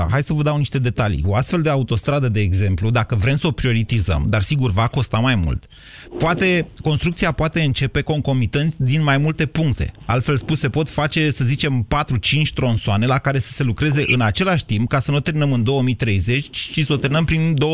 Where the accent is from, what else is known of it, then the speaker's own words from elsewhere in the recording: Bistrița, Bistrița-Năsăud, Romania; accent: Transylvanian; Da, sunt din Bistrița.